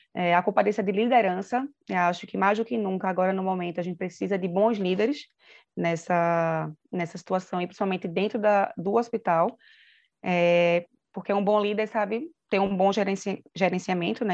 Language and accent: Portuguese; Recife, Pernambuco, Brazil; moved away as an adult; now in São Paulo, Brazil; eu sou nasci em Recife, mas agora estou morando em São Paulo